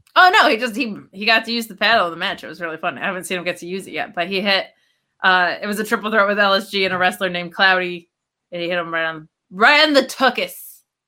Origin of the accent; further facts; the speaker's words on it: upstate New York, United States; upstate New York from my hometown growing up